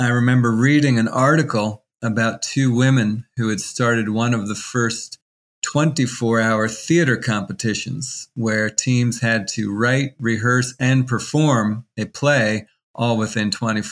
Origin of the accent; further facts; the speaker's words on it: Washington, District of Columbia, United States; I was born in Washington, D.C., and grew up in a family as the oldest of six kids.